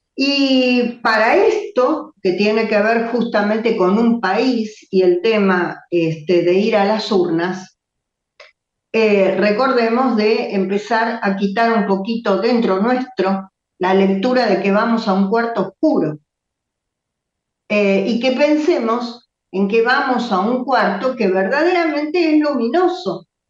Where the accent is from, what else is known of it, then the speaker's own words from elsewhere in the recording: Argentina; para nosotros como argentinos